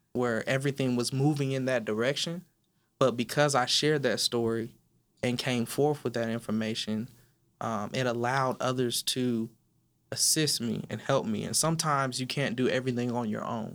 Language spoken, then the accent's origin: English; Inland Empire, California, United States; moved away as an adult; now in Dallas, United States; I was raised in California